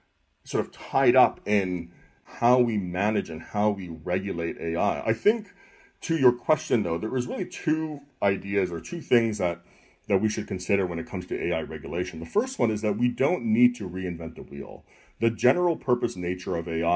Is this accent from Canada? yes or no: yes; Canada; moved away; I'm originally from Canada